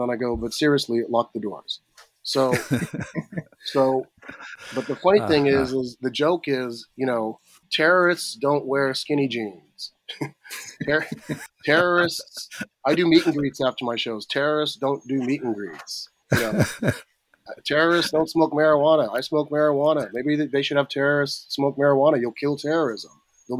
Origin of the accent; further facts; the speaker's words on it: Riverside, California, United States; I grew up in Riverside, California